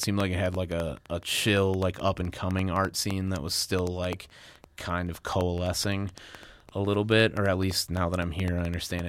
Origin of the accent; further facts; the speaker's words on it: Midwest, United States; Growing up in the Midwest and just being around fucking people who are like constantly battling alcoholism and acting like it's not a problem is rough.